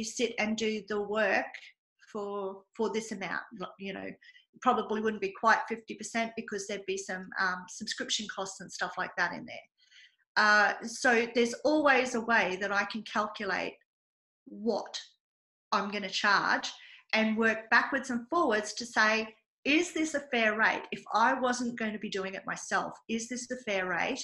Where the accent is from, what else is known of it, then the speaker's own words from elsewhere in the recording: Australia; I pay for the privilege of being Australian, and believe me, it is a privilege to be Australian